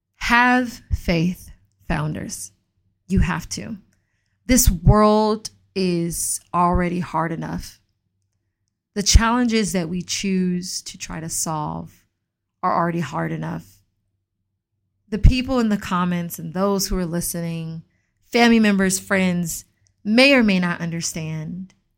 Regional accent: Atlanta, Georgia, United States; I grew up in Atlanta

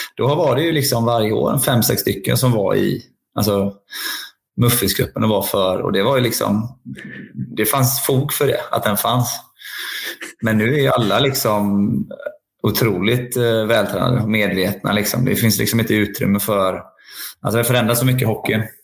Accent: Linköping, Östergötland, Sweden; jag är ju ändå liksom uppvuxen på, som ni är uppvuxna i, Cloetta, Stångebro och Saab Arena

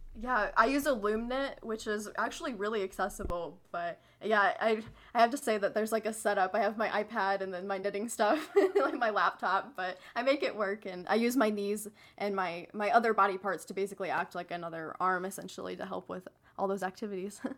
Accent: St. Louis, Missouri, United States; I'm from Saint Louis

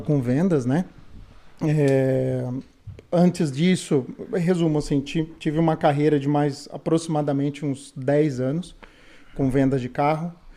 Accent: São Paulo, Brazil; moved away as an adult; also born or lived in Campinas; now in Canada; eu sou de São Paulo, capital

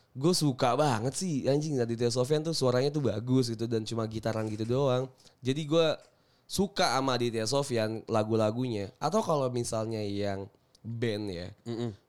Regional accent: Samarinda, East Kalimantan, Indonesia; di Samarinda.

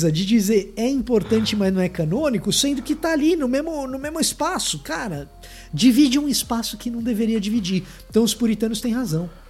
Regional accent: Salvador, Bahia, Brazil; tô falando para você que eu sou soteropolitano. Você pode não acreditar pelo meu sotaque, mas eu sou.

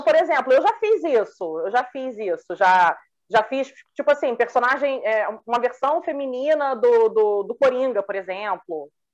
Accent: Rio de Janeiro, Brazil; Sou do Rio

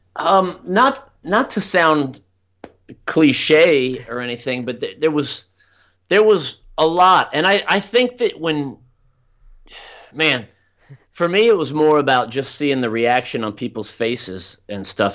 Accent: South Florida, United States; also born or lived in Orlando, Florida; I grew up down in South Florida, which is in the southeastern

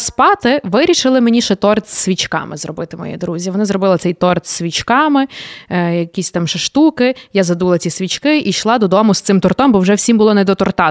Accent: Sykhiv, Lviv Oblast, Ukraine; я виросла на Сихові

